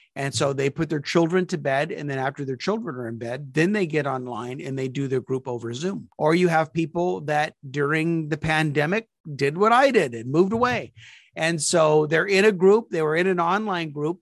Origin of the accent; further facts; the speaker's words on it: Topeka, Kansas, United States; moved away; also born or lived in California / South Carolina; we moved back to my hometown of Topeka, Kansas, after being away for 38 years.